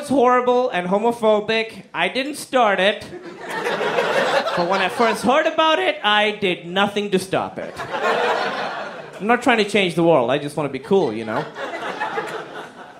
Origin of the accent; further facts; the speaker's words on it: Pakistan; So I grew up in Pakistan.